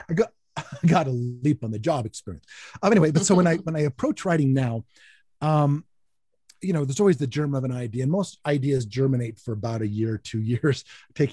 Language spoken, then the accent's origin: English; United States; I am an American